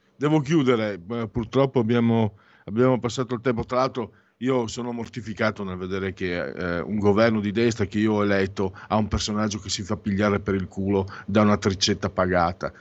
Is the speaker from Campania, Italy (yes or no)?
no; San Vito al Tagliamento, Friuli-Venezia Giulia, Italy; now in Milan, Italy; quando ero bambino a San Vito il Tagliamento, Friuli, mm, Basso Friuli